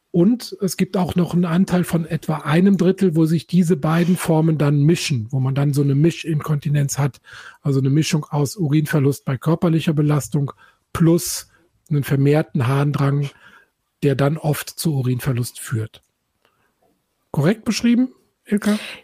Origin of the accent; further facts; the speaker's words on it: Germany; Ich komme nämlich aus mhm. Eifel